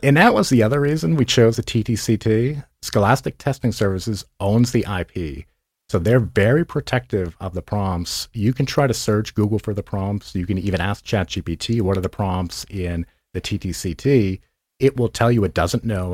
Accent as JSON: {"language": "English", "region": "Massachusetts", "country": "United States", "tie": "born or raised there", "moved": "yes", "said": "Grew up in Massachusetts, and my parents owned a car dealership"}